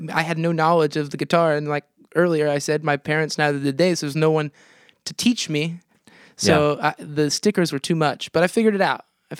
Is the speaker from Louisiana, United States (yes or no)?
no; Monticello, Indiana, United States; moved away as an adult; now in California, United States; I grew up on the Tippecanoe River.